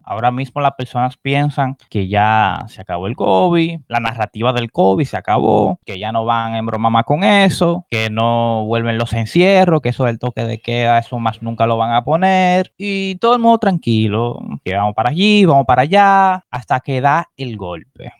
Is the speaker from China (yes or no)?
no; Dominican Republic; nuestra identidad como dominicanos